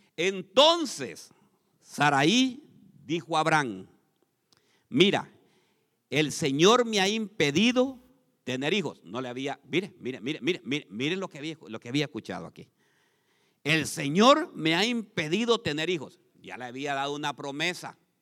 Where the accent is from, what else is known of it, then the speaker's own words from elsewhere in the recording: Honduras; moved away; Ahí en mi país hay un lago, hermanos. El lago Yohoa se llama